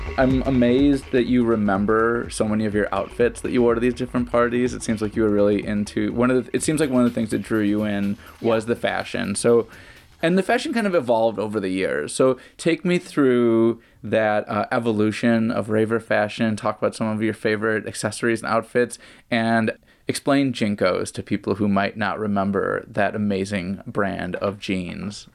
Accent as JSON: {"language": "English", "town": "Chicago", "region": "Illinois", "country": "United States", "tie": "born or raised there", "moved": "as an adult", "lives_now": "Bay Area, United States", "said": "I grew up raving in the Chicago area. Mm. That's where I grew up. I didn't move to the Bay Area until the early 2000s."}